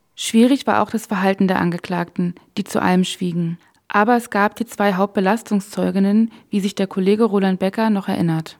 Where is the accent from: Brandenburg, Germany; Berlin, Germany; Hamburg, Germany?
Brandenburg, Germany; near Königs Wusterhausen; Ich selbst bin auch in Brandenburg geboren und in der Nähe von Königs Wusterhausen aufgewachsen.